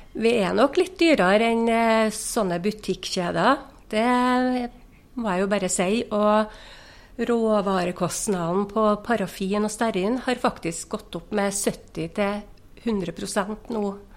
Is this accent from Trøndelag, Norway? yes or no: yes; Inderøy, Trøndelag, Norway; jeg er jo ekte innrøyning, så jeg har jo vært her hele livet